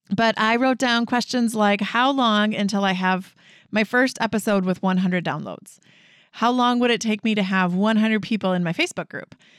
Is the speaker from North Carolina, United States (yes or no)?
no; Wisconsin, United States; we're from Wisconsin